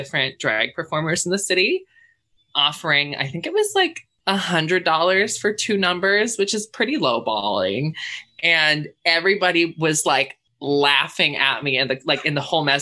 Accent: Squamish, British Columbia, Canada; growing up in Squamish

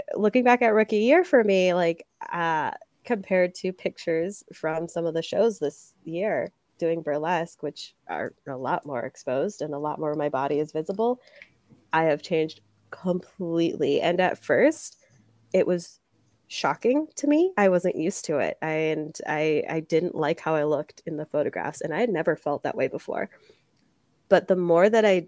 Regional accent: Milwaukee, Wisconsin, United States; now in Des Moines, United States; my hometown, Milwaukee.

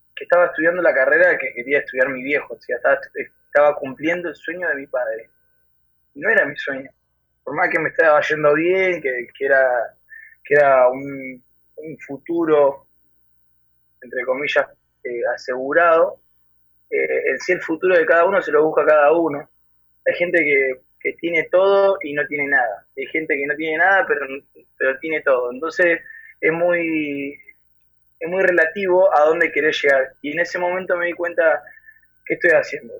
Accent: Buenos Aires Province, Argentina; soy de Argentina, especialmente de la ciudad de La Barría, en el centro de la provincia de Buenos Aires

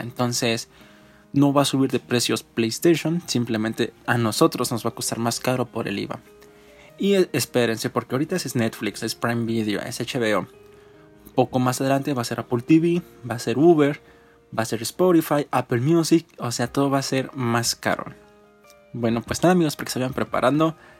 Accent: Mexico; nosotros como mexicanos

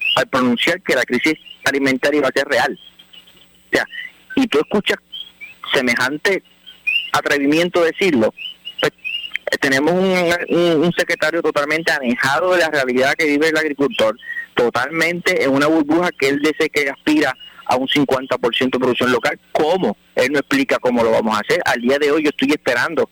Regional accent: Puerto Rico; como puertorriqueños

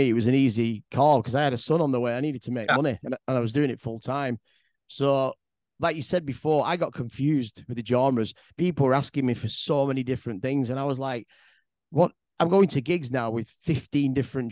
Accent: Manchester, North West England, United Kingdom; growing up in Manchester and DJing in clubs

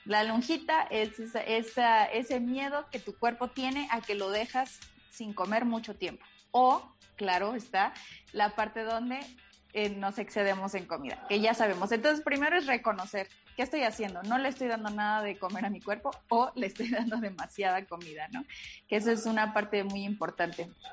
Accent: Veracruz, Mexico; moved away; soy jarocha

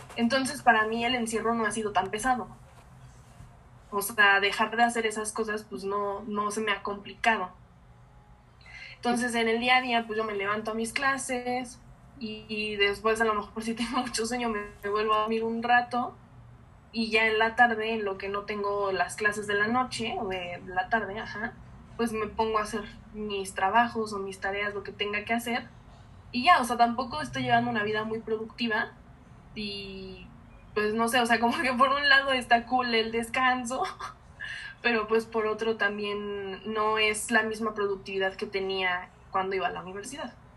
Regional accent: Mexico

